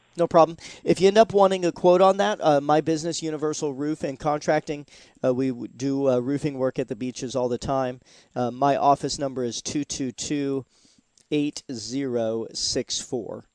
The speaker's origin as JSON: {"language": "English", "town": "Seattle", "region": "Washington", "country": "United States", "tie": "born or raised there", "moved": "yes", "lives_now": "Florida, United States", "said": "I'm originally from Seattle, Washington, and we had Woodshake roofs. In fact, the very first roof I ever put on when I was 12 years old was a Woodshake roof."}